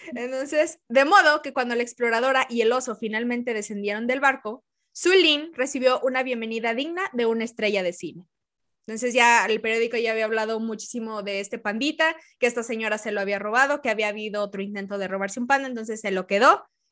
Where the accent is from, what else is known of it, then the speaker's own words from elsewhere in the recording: Mexico; yo soy de México